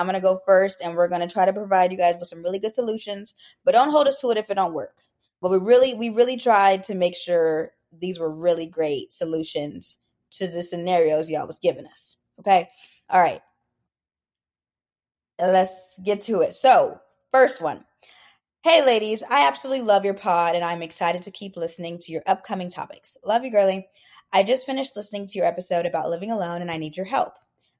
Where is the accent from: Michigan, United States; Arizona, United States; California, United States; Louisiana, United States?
Arizona, United States; now in Raleigh, United States; I'm originally from Arizona, graduated from Arizona State, and I'm also a newer East Coast girly, hopefully not for too long.